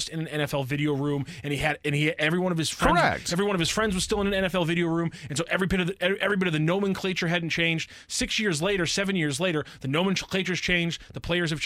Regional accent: St. Louis, Missouri, United States; I am born and raised in St. Louis

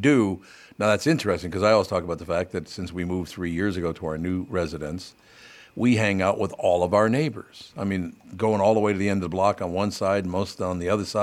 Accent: Minneapolis, Minnesota, United States; from Minneapolis.

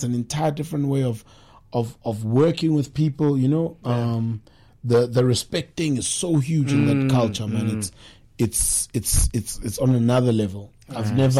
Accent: Johannesburg, Gauteng, South Africa; moved away as an adult; now in KwaZulu-Natal, South Africa; Yeah, we live there. So, because I grew up in Joburg, my Zulu is accommodating to Sotho, Tswana, Shana.

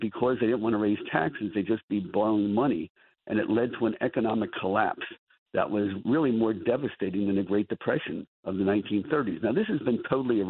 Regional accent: Atlantic City, New Jersey, United States; I grew up in Atlantic City. Grew up in the public schools

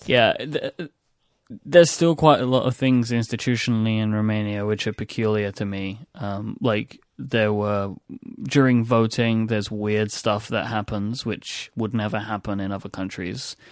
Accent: England, United Kingdom; accent: English; an English accent like mine

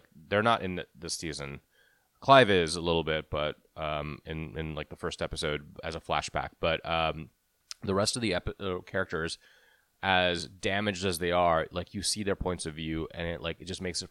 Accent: India; I can say it. I'm Indian.

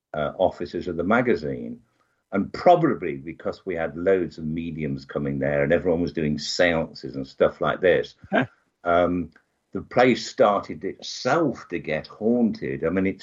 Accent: Birmingham, West Midlands, United Kingdom; Birmingham, which is smack bang in the middle of England.

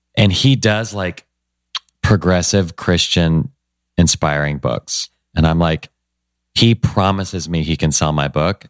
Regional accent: Nashville, Tennessee, United States; I grew up in Nashville, Tennessee, which is a great place

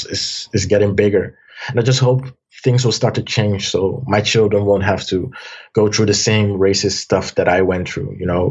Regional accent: Amsterdam, North Holland, Netherlands; also born or lived in Almere; I was born in Amsterdam. I later moved to Almere

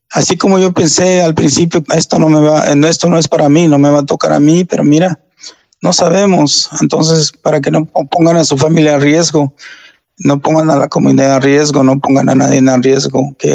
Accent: Mexico; somos buenos, somos, somos latinos, somos hispanos, somos mexicanos, somos de toda raza y cuidémonos

